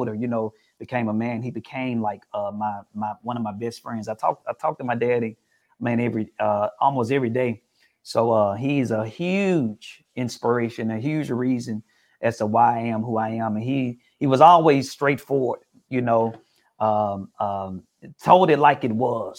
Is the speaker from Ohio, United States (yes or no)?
no; Memphis, Tennessee, United States; growing up in Memphis, Tennessee